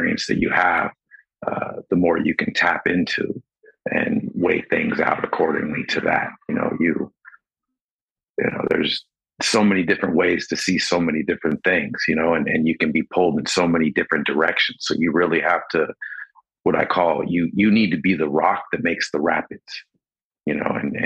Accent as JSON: {"language": "English", "town": "Los Angeles", "region": "California", "country": "United States", "tie": "born or raised there", "also_born_or_lived": "San Diego", "said": "I was born in San Diego and then grew up in Los Angeles."}